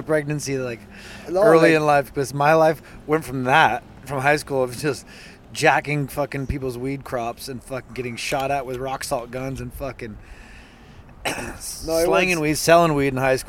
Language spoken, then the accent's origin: English; Santa Cruz, California, United States; I grew up in Santa Cruz. It was always surf culture.